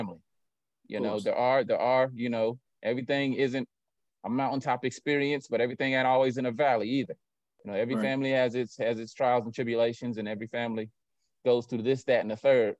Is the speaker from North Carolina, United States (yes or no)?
yes; Winston-Salem, North Carolina, United States; I grew up in Detroit Fort in Winston, and I don't have any first cousins.